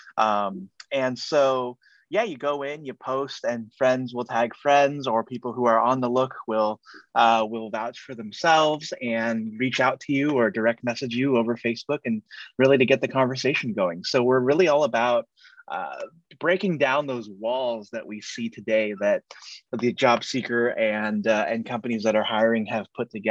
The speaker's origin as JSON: {"language": "English", "area": "Silicon Valley", "region": "California", "country": "United States", "tie": "born or raised there", "said": "I'm here in the San Francisco Bay Area, born and raised here in Silicon Valley"}